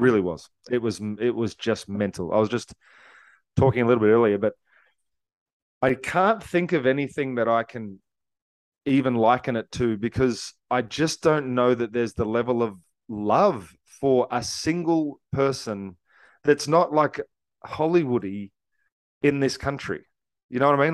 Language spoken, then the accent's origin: English; Australia; I'm from Australia. We're part of the Commonwealth. We grew up respecting and, and loving the Queen